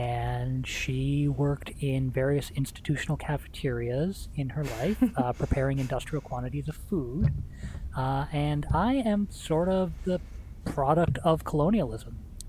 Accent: Canada; So they moved to Canada. And so that's here I am.

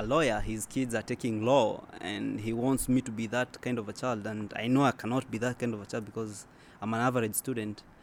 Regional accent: Kenya; now in Qatar; I live in Qatar. I'm originally from Kenya

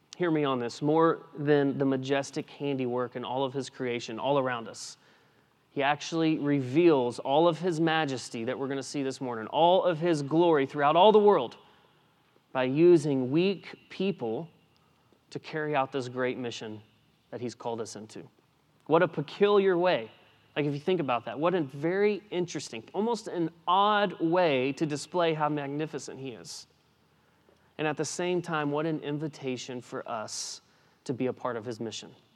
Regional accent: West Texas, United States; I grew up in West Texas

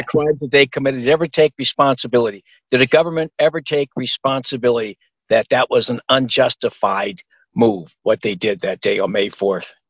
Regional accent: Los Angeles, California, United States; also born or lived in Pomona, California; I grew up near Watts

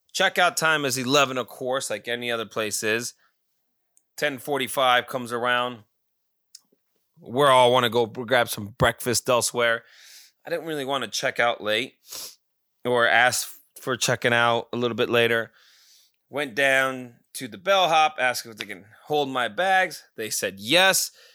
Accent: Pahrump, Nevada, United States; now in Scottsdale, United States; my hometown of Pahrump

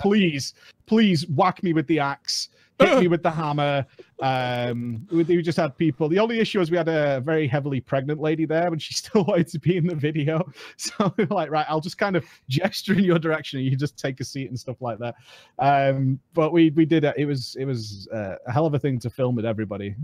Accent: United Kingdom; I'm British

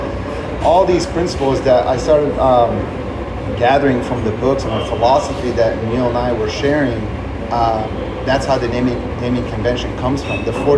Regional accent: Beirut, Beirut Governorate, Lebanon; moved away; I'm an immigrant from Beirut, Lebanon, right? So we moved here and we didn't have any family.

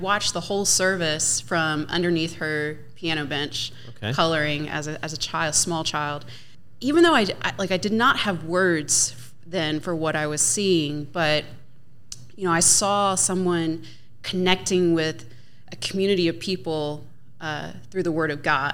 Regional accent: McDonough, Georgia, United States; also born or lived in Tübingen, Germany; now in Johnson City, United States; I'm originally from McDonough, Georgia, as Jane said. And we've been living here in Johnson City for 3 years now

